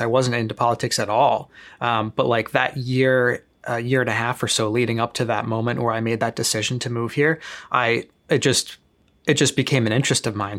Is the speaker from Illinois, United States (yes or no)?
yes; Chicago, Illinois, United States; moved away as an adult; back in my hometown in Chicago